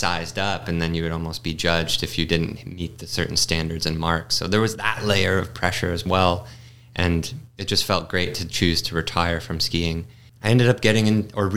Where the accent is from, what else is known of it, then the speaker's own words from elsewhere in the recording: Massachusetts, United States; I grew up in Massachusetts on the East Coast